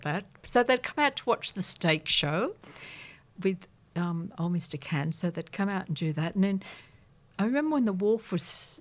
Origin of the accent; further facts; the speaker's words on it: Sydney, New South Wales, Australia; I was born and raised in La Perouse